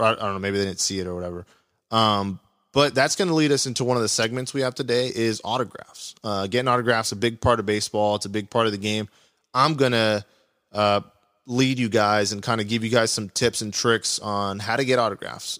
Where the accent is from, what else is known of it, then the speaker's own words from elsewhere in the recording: California, United States; I'm from California